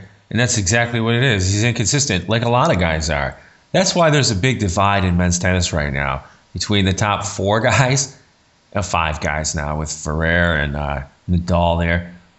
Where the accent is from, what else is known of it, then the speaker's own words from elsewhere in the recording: United States; moved away; I know I'm American